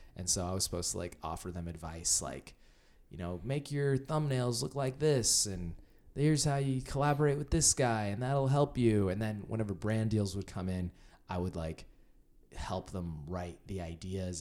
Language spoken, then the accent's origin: English; Indiana, United States; moved away as an adult; now in Los Angeles, United States; I'm from Indiana